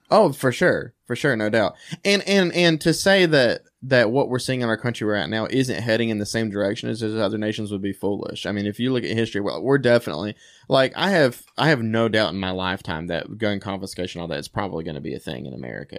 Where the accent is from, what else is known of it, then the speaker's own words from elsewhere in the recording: United States; as an American